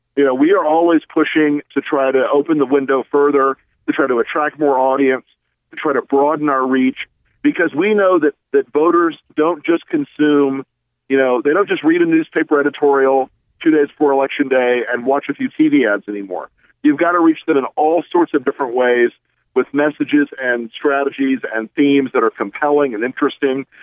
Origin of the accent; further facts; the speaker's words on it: the South, United States; I'm from the South